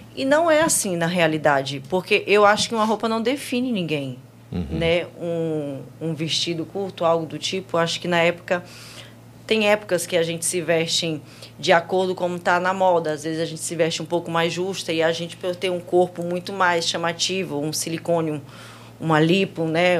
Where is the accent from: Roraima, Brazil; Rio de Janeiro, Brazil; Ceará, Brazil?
Roraima, Brazil; moved away as an adult; also born or lived in Manaus; now in Fortaleza, Brazil; eu sou de Roraima